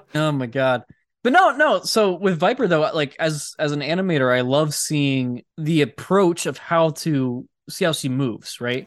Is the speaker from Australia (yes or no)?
no; Hershey, Pennsylvania, United States; we grew up around Hershey